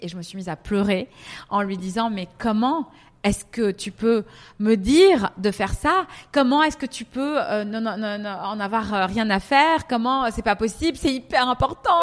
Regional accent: Paris, Île-de-France, France; moved away as an adult; also born or lived in Milan / Lebanon; now in Dubai, United Arab Emirates; je suis franco-libanaise, j'ai grandi à Paris. Euh, euh, toute ma vie.

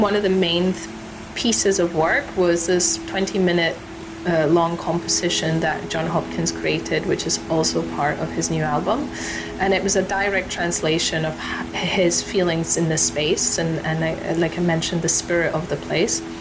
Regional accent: Ecuador; my home country of Ecuador

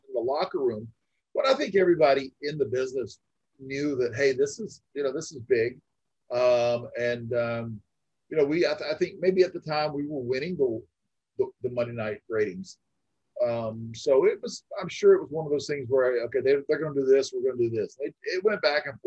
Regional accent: Florida, United States; moved away as an adult; now in Arizona, United States; And I'm from Florida. I lived in Arizona for the last 20 years or so, but at the time growing up in Florida, they would come through my hometown

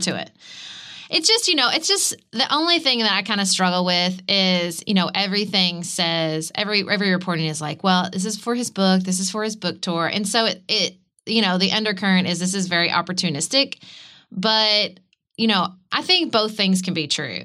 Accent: United States; as an American

